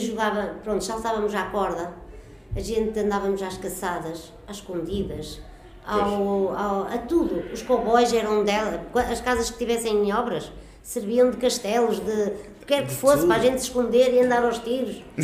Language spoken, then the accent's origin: Portuguese; Portugal; a minha infância vivia uh, na Escravelheira, onde eu moro hoje.